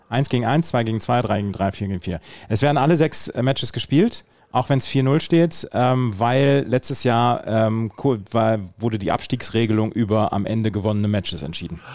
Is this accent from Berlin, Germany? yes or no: no; Bad Oeynhausen, North Rhine-Westphalia, Germany; bei uns in Rehme, das ist so der tiefste Punkt quasi